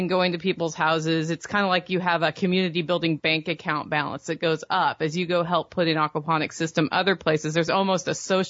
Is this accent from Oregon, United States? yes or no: yes; Oregon, United States; moved away as an adult; now in Tennessee, United States; I grew up in Oregon.